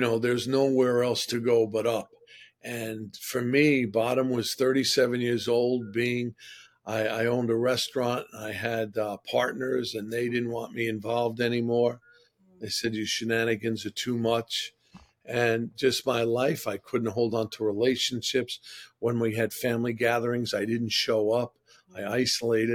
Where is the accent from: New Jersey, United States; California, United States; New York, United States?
New York, United States; New York City; also born or lived in Manhattan, New York City; I actually grew up in Regal Park, Queens. I came to Manhattan when I was 15